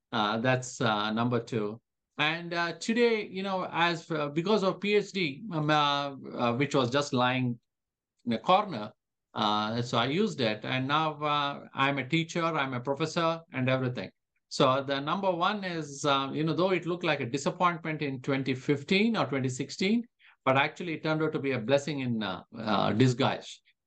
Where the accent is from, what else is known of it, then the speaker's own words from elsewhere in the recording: India; now in Calgary, Canada; when I moved from India to Canada, to Calgary specifically, Calgary was pretty much an oil town.